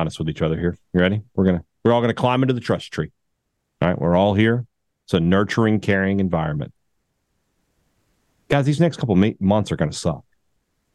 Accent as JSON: {"language": "English", "town": "Vicksburg", "region": "Mississippi", "country": "United States", "tie": "born or raised there", "moved": "yes", "lives_now": "Starkville, United States"}